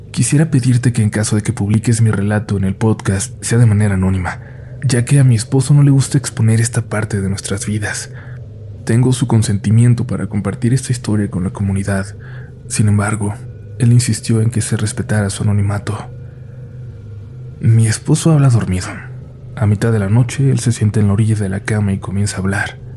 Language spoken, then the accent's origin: Spanish; Coatzacoalcos, Veracruz, Mexico; soy de Coatzacoalcos, Veracruz.